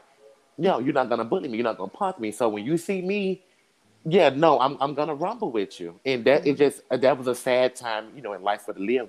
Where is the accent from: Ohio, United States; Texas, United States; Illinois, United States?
Illinois, United States; Chicago; growing up in Chicago, especially where I, on the south town I grew up